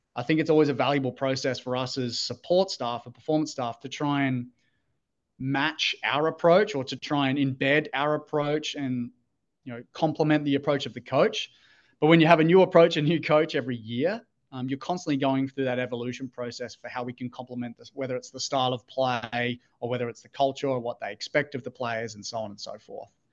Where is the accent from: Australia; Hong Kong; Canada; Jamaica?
Australia; moved away as an adult; also born or lived in Gold Coast, Australia; now in Pittsburgh, United States; Australian, uh, grew up, born and raised in Australia